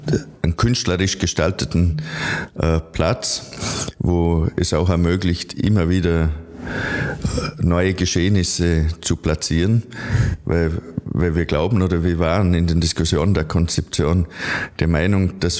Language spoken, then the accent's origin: German; Vorarlberg, Austria; now in Vienna, Austria; Ich freue mich als halt, Vorarlberger hier in Wien sein zu dürfen, um äh, auch mitzuteilen, über was wir im Bregenzer Wald alles nachdenken.